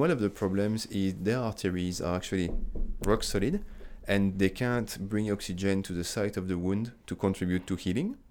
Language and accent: English; France; moved away as an adult; also born or lived in United Kingdom; now in Australia; I'm coming from France.